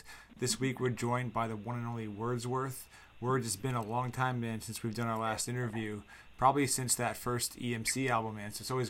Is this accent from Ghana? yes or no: no; Charlottesville, Virginia, United States; my hometown of Charlottesville